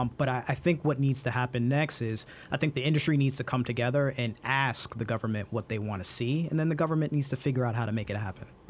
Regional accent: Brooklyn, New York, United States; growing up in Brooklyn, I had these neighbors who lived across the street

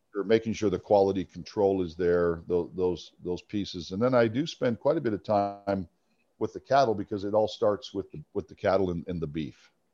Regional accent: Arizona, United States; I grew up in Arizona

